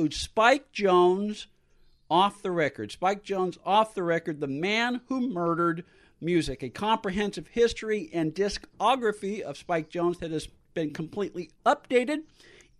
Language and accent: English; San Francisco, California, United States; the house that I grew up in San Francisco